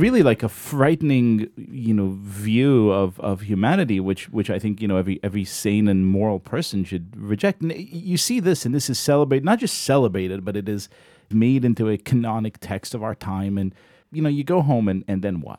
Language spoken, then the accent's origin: English; Israel; now in United States; I grew up in Israel